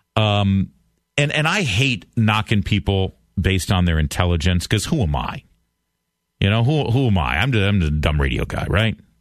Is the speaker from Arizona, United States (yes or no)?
no; Maryland, United States; in Maryland, my home state